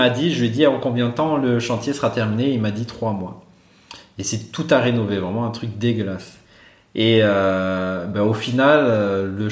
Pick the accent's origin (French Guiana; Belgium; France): Belgium; Brussels; Moi, j'ai dit, je venais de Bruxelles.